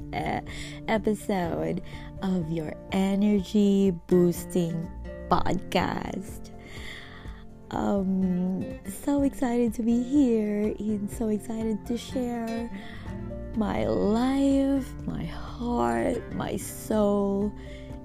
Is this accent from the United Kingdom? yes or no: no; Philippines; moved away as an adult; now in Nashville, United States; I am originally from the Philippines. We moved here in the US back in 2018 for the sake of my job.